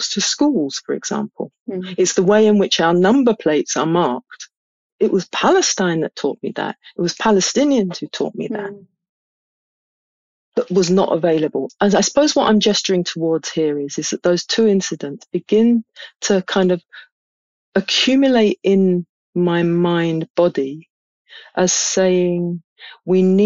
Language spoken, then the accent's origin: English; London, United Kingdom; I grew up in London